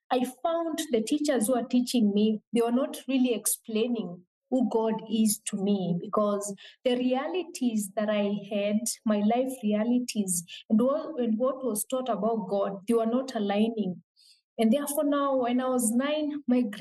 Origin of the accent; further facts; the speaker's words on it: Meru County, Kenya; now in Nairobi, Kenya; I come from a region in Kenya called Meru. Meru is uh, the lower eastern part of Kenya, but I currently live in Nairobi, which is the capital city of Kenya.